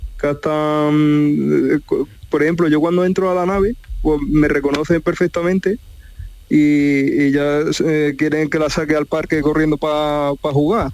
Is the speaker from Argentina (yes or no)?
no; Pozoblanco, Andalusia, Spain; yo soy de Pozo Blanco